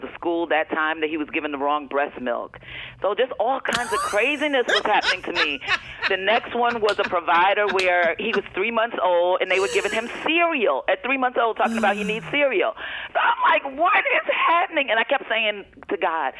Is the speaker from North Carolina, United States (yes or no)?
no; East Orange, New Jersey, United States; moved away; I'm originally from East Orange, New Jersey